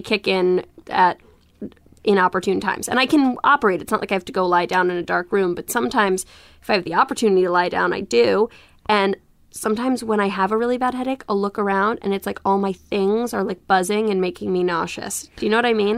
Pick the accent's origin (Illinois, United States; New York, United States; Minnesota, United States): New York, United States; I grew up in Soho in New York before it was what we know it to be